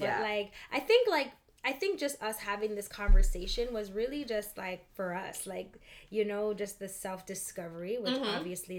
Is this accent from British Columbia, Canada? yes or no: no; Toronto, Ontario, Canada; I'm Canadian, I'm from Toronto